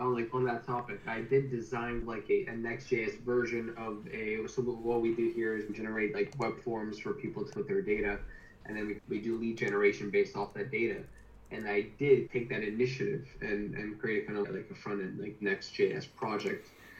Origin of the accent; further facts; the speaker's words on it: Canada; moved away as an adult; now in United Kingdom; I'm from Canada, I'm currently working in the UK.